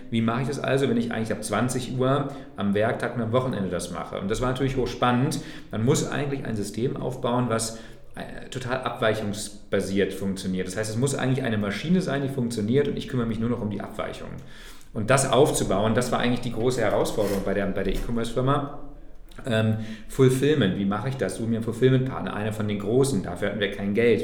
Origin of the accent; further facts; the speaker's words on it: Braunschweig, Lower Saxony, Germany; moved away as an adult; also born or lived in Thuringia; in meiner Heimatstadt Braunschweig in Niedersachsen